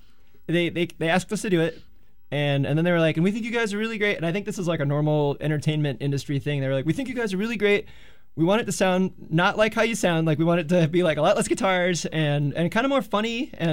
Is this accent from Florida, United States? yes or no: no; California, United States; But it was like, I'm from California. And, you know, ska in California is always kind of a real thing.